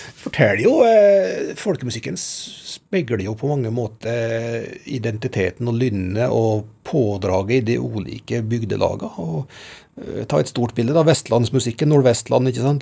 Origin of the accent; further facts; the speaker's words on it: Gudbrandsdalen, Innlandet, Norway; oss som gudbrandsdøl